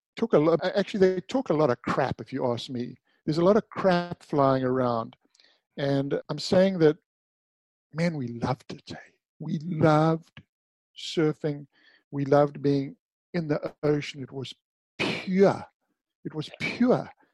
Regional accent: Durban, KwaZulu-Natal, South Africa; I grew up in Durban, South Africa.

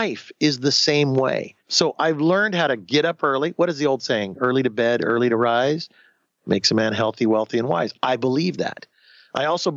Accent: Southern California, United States; also born or lived in Houston, Texas; I grew up in Southern California. And I grew up on the beach

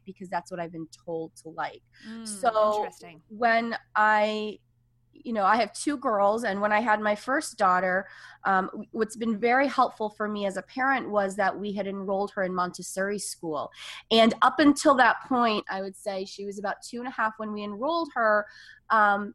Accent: Seville, Andalusia, Spain; I am a native of Spain. I was born in Sevilla, Spain.

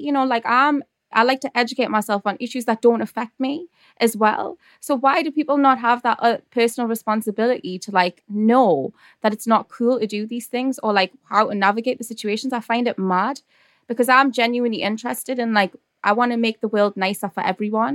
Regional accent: Newcastle upon Tyne, North East England, United Kingdom; accent: Geordie; my Geordie accent is, like, intense.

